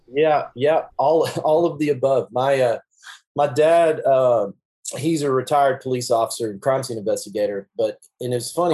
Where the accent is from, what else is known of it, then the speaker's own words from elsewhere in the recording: Duncanville, Texas, United States; I grew up in Duncanville